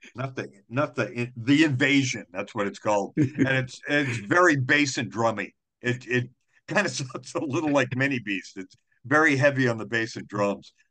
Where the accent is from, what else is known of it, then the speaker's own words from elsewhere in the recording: Wareham, Massachusetts, United States; now in Providence, United States; I grew up in Wareham